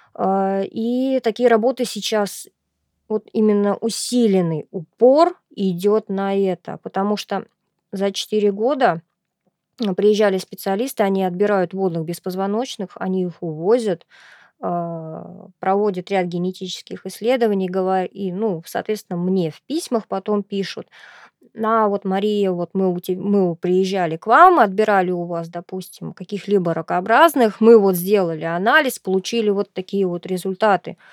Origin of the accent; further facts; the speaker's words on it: Astrakhan, Astrakhan Oblast, Russia; я являюсь коренной астраханкой, и выросла, родилась и выучилась я здесь